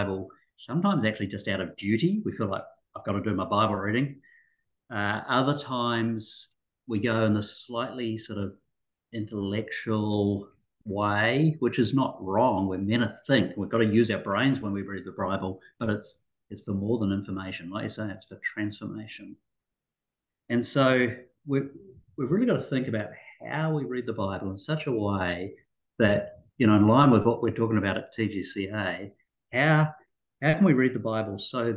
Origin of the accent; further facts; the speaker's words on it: New Zealand; moved away as an adult; also born or lived in Auckland, New Zealand; now in Australia; I'm a Kiwi, grew up in New Zealand